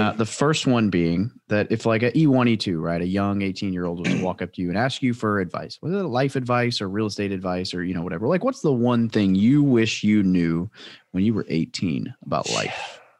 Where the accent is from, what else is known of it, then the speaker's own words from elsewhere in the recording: Midwest, United States; I grew up in the Midwest